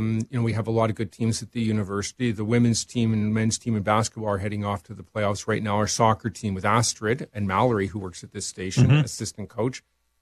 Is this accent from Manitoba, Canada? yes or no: no; Toronto, Ontario, Canada; now in Regina, Canada; But I grew up in Toronto, and I do have a real soft spot for the Argos.